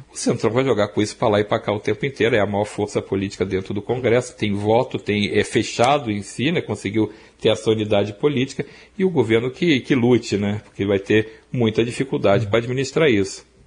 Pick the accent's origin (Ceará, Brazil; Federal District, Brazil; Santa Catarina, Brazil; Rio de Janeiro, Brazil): Rio de Janeiro, Brazil; accent: Rio de Janeiro chiado; moved away; also born or lived in São Paulo; eu saí do Rio de Janeiro há muito tempo